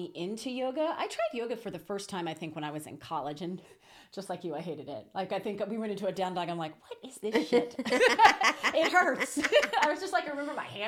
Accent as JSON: {"language": "English", "town": "Houston", "region": "Texas", "country": "United States", "tie": "born or raised there", "also_born_or_lived": "St. Thomas, U.S. Virgin Islands / Oklahoma / New York", "moved": "as an adult", "lives_now": "Las Vegas, United States", "said": "I actually grew up in Houston, Texas"}